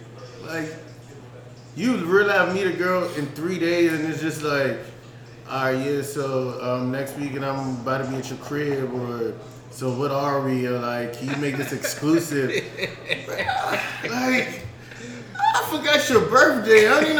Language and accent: English; East Coast, United States; moved away; we come from the East Coast